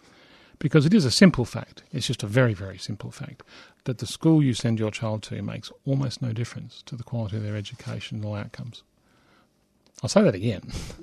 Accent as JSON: {"language": "English", "country": "Australia", "said": "I should be allowed to get married to my partner because I'm an Australian and we're a secular country."}